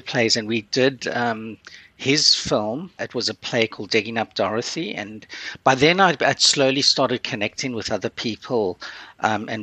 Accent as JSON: {"language": "English", "country": "South Africa", "tie": "born or raised there", "also_born_or_lived": "Curaçao", "moved": "yes", "lives_now": "Canada", "said": "I grew up in South Africa, you know, which back then there was no television."}